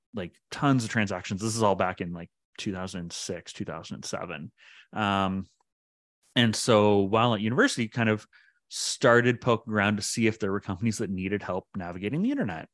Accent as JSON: {"language": "English", "town": "Pickering", "region": "Ontario", "country": "Canada", "tie": "born or raised there", "moved": "as an adult", "lives_now": "Ottawa, Canada", "said": "I grew up in Pickering, uh, just outside of Toronto"}